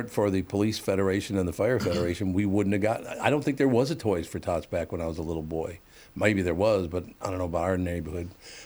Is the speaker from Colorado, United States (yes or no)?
no; Minneapolis, Minnesota, United States; I grew up in North Minneapolis, over on Plymouth Avenue, very, very poor family